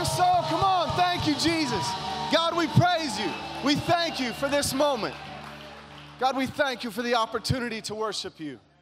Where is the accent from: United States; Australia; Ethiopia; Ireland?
United States; Kentucky; now in California, United States; I grew up in Kentucky